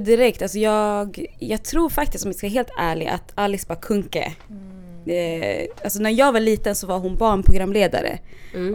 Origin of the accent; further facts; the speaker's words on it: Stockholm, Stockholm County, Sweden; jag är från Stockholm och jag har bott på lite olika platser. Mm. Också, så när jag var yngre så bodde vi, jag och min familj bodde mitt i stan